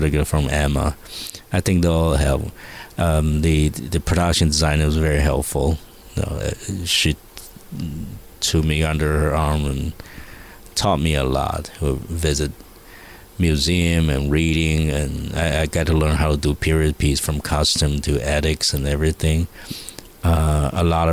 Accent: Taiwan; I'm a boy from Taiwan

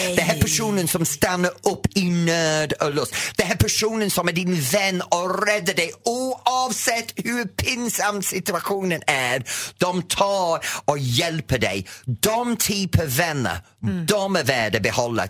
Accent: England, United Kingdom; Swedish is a second language; now in Sweden; Jag kommer från England.

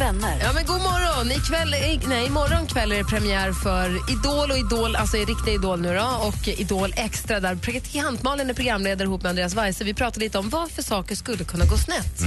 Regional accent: Luleå, Norrbotten County, Sweden; now in Stockholm, Sweden; Luleå som jag är uppvuxen

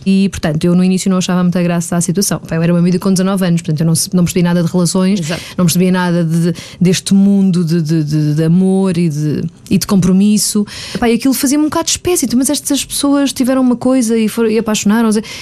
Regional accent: Margem Sul, Lisbon metropolitan area, Portugal; eu sou da Margem Sul e durante a semana ficava cá em Lisboa

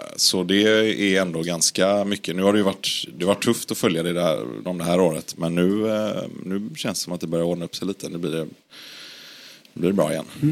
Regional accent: Gothenburg, Västra Götaland, Sweden; jag är från Göteborg

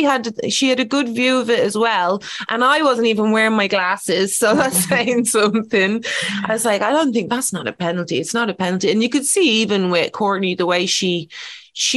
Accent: Ireland; being Irish.

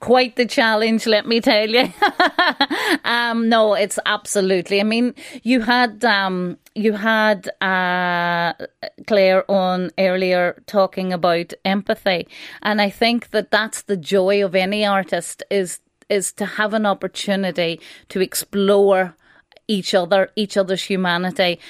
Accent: Donegal, Ulster, Ireland; where I grew up in Donegal

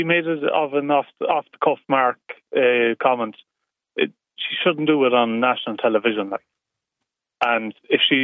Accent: Mayo, Connacht, Ireland; I'm from Mayo and I'm a truck driver

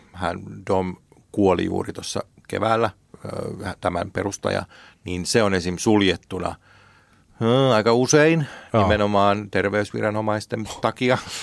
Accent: Finland; me ollaan Suomesta

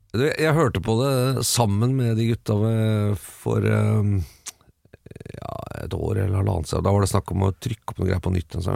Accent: Bærum, Akershus, Norway; Jeg vokste opp på Østerås

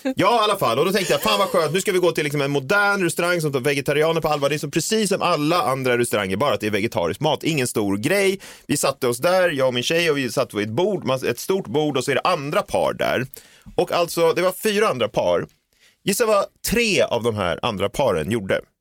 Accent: Stockholm, Stockholm County, Sweden; born or raised there

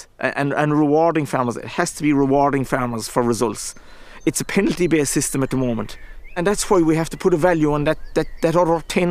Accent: Ireland; as Irish farmers.

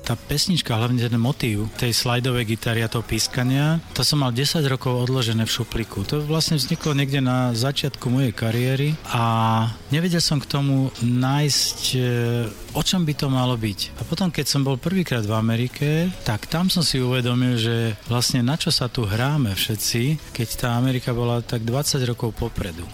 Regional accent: Slovakia; dnes je to výhoda byť na Slovensku, lebo Slovensko je taký malý štát štát v závetri. V súčasnosti je to výhoda, pretože u nás sa nedieje to zlé

